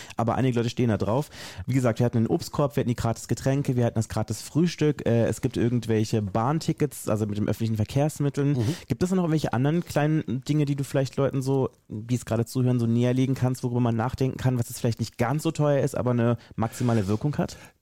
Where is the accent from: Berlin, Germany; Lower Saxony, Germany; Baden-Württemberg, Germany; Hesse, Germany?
Berlin, Germany; ich äh, bin aus Berlin und arbeite in einem Unternehmen